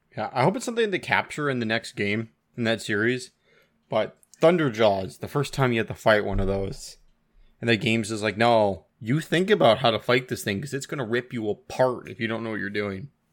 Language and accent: English; Washington, United States; now in Canada; I grew up in Washington and I haven't been back, I think now in nine years.